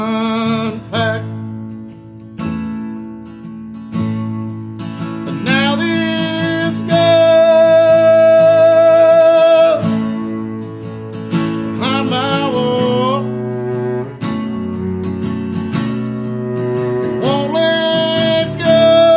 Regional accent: Garrison, Kentucky, United States; moved away as an adult; also born or lived in Lexington, Kentucky; I grew up in Garrison, Kentucky

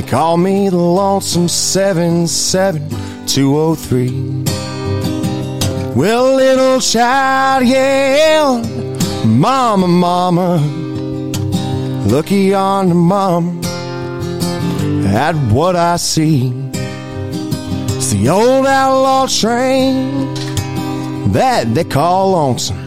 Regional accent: Florida, United States; now in Kentucky, United States

